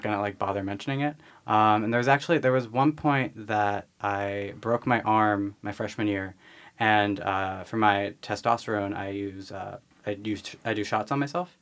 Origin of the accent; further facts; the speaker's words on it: Philadelphia suburbs, Pennsylvania, United States; I grew up in the Philly suburbs.